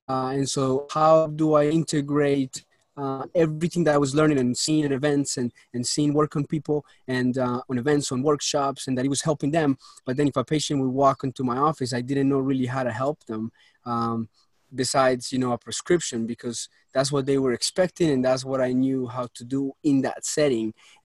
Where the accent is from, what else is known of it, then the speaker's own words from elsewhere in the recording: Colombia; moved away; I was born in Colombia, raised up over there, moved to this country